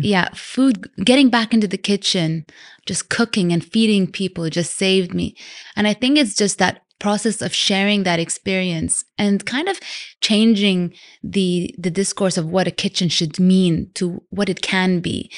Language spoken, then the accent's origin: English; Vancouver, British Columbia, Canada; also born or lived in London / Sudan; now in Dubai, United Arab Emirates; I was born in London. I grew up in Canada, Vancouver. And Dubai's been home for nearly nineteen years now